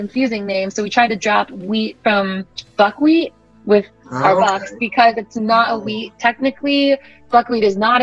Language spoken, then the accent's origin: English; Midwest, United States; also born or lived in Australia; I'm from the Midwest